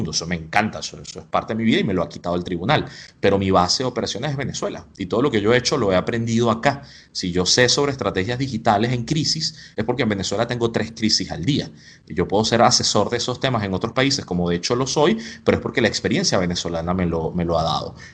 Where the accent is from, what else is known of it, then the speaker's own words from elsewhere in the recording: Spain; Yo soy español, pero siento que en España soy un buen turista.